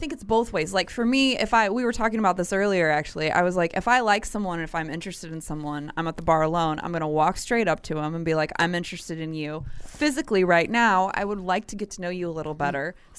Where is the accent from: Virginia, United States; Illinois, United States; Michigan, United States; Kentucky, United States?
Illinois, United States; Granite City; I'm from Granite City.